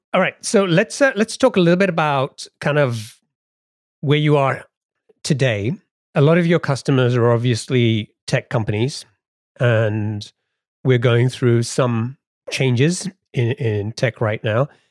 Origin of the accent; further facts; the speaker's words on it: England, United Kingdom; now in United States; growing up in England